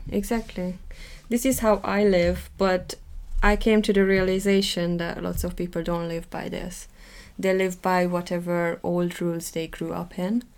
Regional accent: Hungary; accent: Hungarian; first language Hungarian; English is a second language; now in England, United Kingdom; I might never lose my accent because I grew up uh, speaking Hungarian.

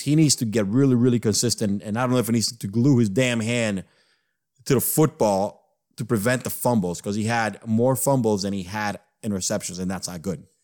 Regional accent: New York, United States; growing up in the East Coast, growing up in New York

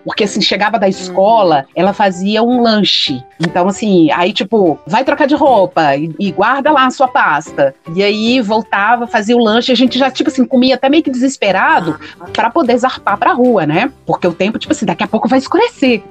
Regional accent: João Monlevade, Minas Gerais, Brazil; quando era criança, pequenininha, em João Molevade

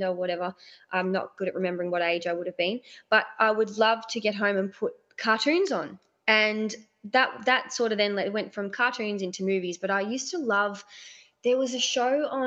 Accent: Mount Macedon, Victoria, Australia; I grew up in Mount Macedon, so that was the local town to go to for a long time to get videos.

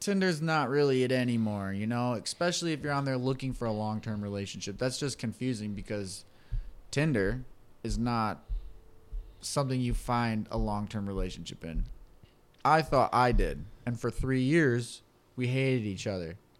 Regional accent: Michigan, United States; we're from the Mitten State

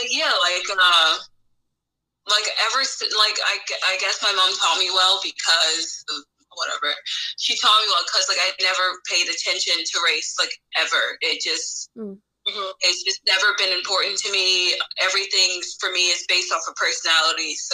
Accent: Montclair, New Jersey, United States; accent: valley girl; I grew up in Montclair

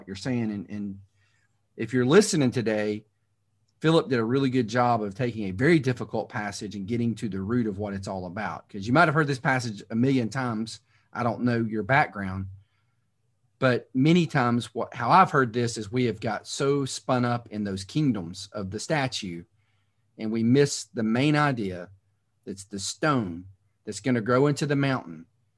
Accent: United States

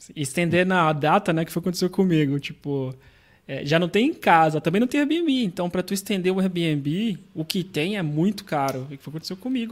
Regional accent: Brazil; moved away as an adult; now in Portugal

